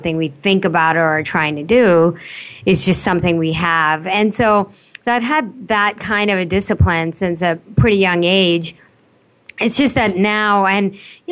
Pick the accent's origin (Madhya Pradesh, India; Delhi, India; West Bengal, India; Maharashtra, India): Delhi, India; now in United States; I was born in Delhi. And I was spend most of my younger life in India.